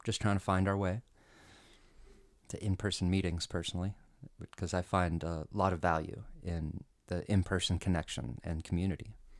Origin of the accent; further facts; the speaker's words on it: Colorado, United States; I was born and raised in Colorado, and, you know, it's kinda dry here